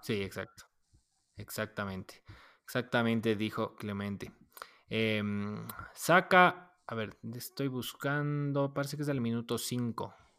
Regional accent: Ecuador; gracias por parirme ecuatoriano

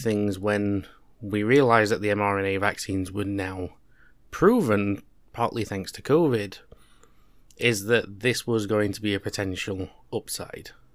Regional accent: United Kingdom; two British guys

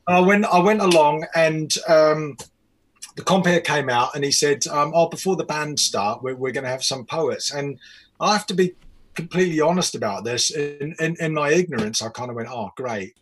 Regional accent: New Zealand; moved away; also born or lived in England; I'm from New Zealand

